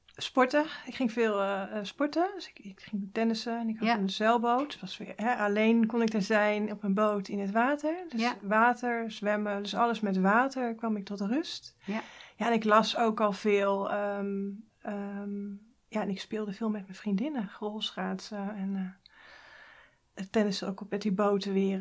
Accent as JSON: {"language": "Dutch", "area": "Hoeksche Waard", "region": "South Holland", "country": "Netherlands", "tie": "born or raised there", "said": "In de Hoekse Waard, dat is vlak onder Rotterdam"}